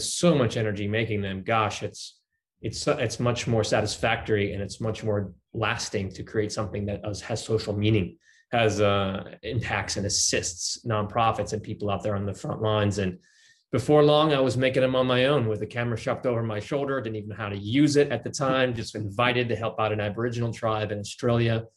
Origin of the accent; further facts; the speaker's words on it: New York, United States; moved away; I was born in New York